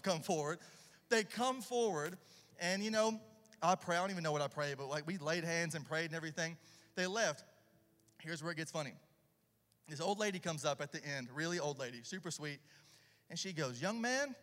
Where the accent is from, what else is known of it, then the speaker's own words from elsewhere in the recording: about an hour south of Nashville, Tennessee, United States; accent: redneck boy accent; now in Charlotte, United States; I'm originally from Tennessee, about an hour south of Nashville. So if you're hearing the redneck boy accent, that's why.